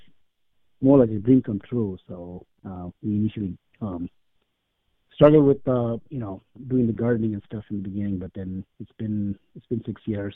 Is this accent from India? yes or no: yes; India; moved away as an adult; now in Madison, United States; When I grew up in India, I went to my undergrad was in agriculture